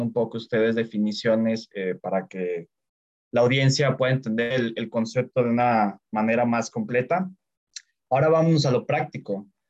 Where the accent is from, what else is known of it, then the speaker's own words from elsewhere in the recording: Mexico; como mexicano